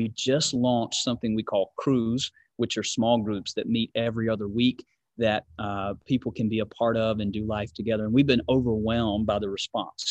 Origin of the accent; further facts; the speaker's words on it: Georgia, United States; now in California, United States; I'm from Georgia, live in California